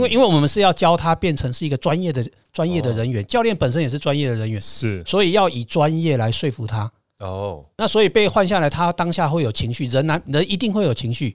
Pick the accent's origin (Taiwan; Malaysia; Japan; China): Taiwan; 我们台湾这边的生活方式